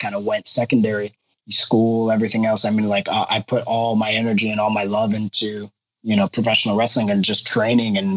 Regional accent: Los Angeles, California, United States; I grew up in Los Angeles

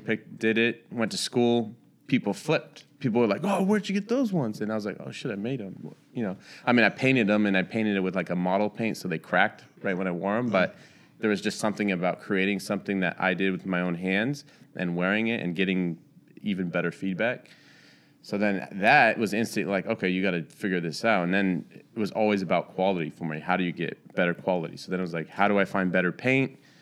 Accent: Santa Rosa, California, United States; moved away as an adult; also born or lived in Orange County, California / Charlotte, North Carolina; now in Los Angeles, United States; I was born in Orange County, but I just say that 'cause I was born there, but I was raised up in the Bay Area.

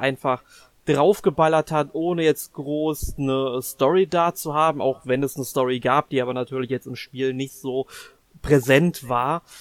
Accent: Germany; als Deutscher oder uns als Deutsche

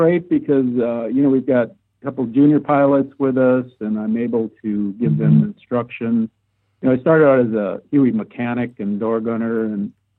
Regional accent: Wisconsin, United States; moved away as an adult; also born or lived in Alaska; now in Snohomish County, United States; I grew up in Wisconsin in the Midwest, no mountains, lots of snow.

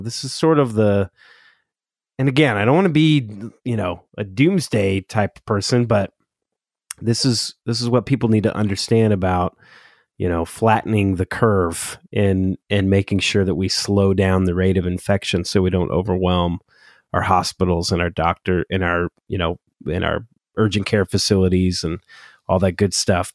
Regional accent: Southern California, United States; now in Oregon, United States; I'm originally from SoCal, which I know that'll shock a lot of native Oregonians, um, that a Southern California transplant lives here now

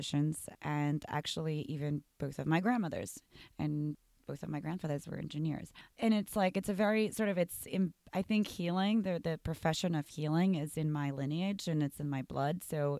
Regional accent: New York, United States; As a New Yorker, you want everything in one package.

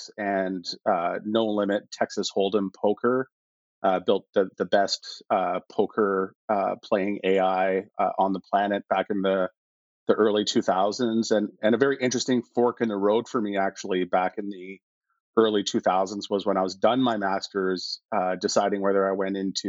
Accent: Edmonton, Alberta, Canada; also born or lived in Toronto; I really grew up in Edmonton, went to junior high and high school in Edmonton

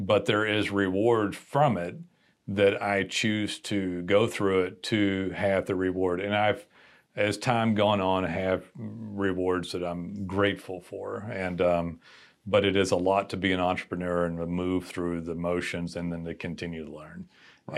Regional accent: Texas, United States; direct Texan

